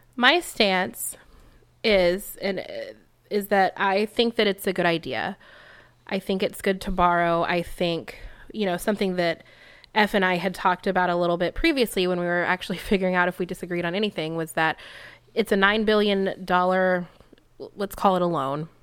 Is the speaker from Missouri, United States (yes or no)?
no; Texas, United States; moved away as an adult; now in California, United States; I come from Texas